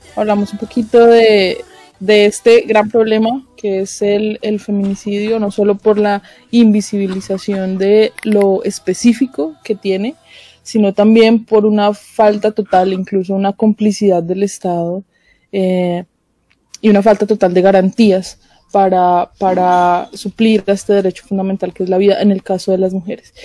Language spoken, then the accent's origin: Spanish; Colombia; nosotras como mujeres colombianas